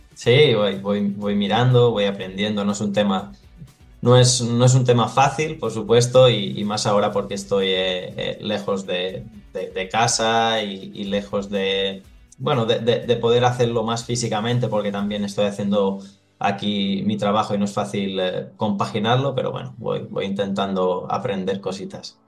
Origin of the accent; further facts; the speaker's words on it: Porreres, Balearic Islands, Spain; moved away as an adult; now in Thessaloniki, Greece; empecé a, crecer en el, en el Porreras, que, bueno, es, es, mi pueblo